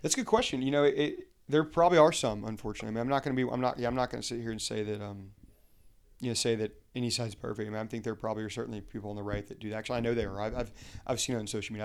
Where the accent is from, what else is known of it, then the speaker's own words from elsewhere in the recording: Huntsville, Alabama, United States; moved away as an adult; now in Arlington, United States; born and raised in Huntsville, Alabama, uh, but I now live here um, in Arlington, Virginia